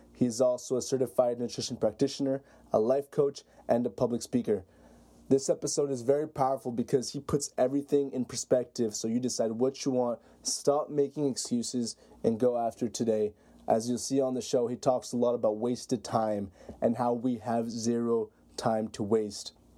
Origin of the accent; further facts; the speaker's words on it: Canada; I'm from Canada